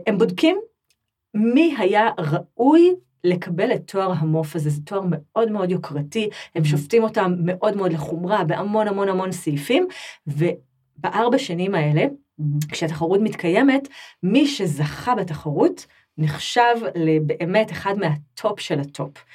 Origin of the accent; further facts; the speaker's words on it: Israel; accent: Israeli; now in France; אני כזאת ישראלית באיך שאני